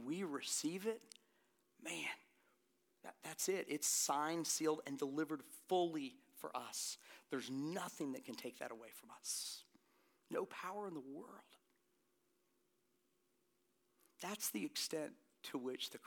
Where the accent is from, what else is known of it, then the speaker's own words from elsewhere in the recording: Florida, United States; now in Hilton Head Island, United States; I'm from Florida